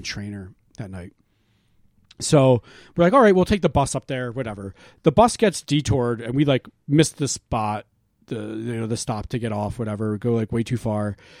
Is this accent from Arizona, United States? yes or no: no; Quakertown, Pennsylvania, United States; moved away; we went to Quakertown, Pennsylvania. Took the drive up to my hometown.